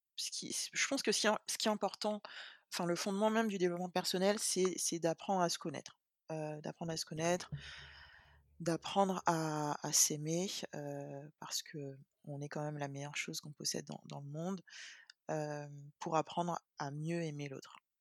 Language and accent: French; Guadeloupe; je suis guadeloupéenne